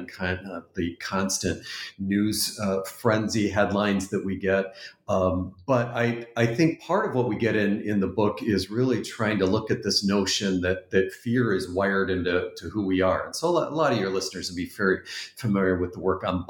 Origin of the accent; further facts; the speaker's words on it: Canada; the Canadian home that I was brought up